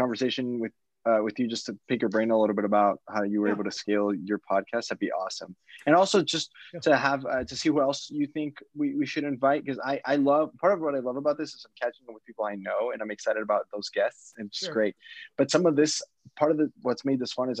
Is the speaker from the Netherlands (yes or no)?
no; Colombia; moved away; I was born in Colombia